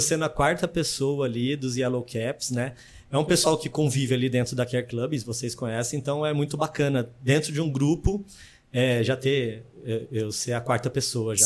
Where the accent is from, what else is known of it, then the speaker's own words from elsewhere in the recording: São José do Rio Preto, São Paulo, Brazil; also born or lived in Presidente Prudente; Eu sou de São José do Rio Preto, é, interior de São Paulo.